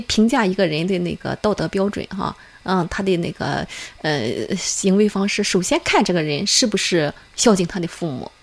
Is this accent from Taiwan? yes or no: no; China; 作为中国人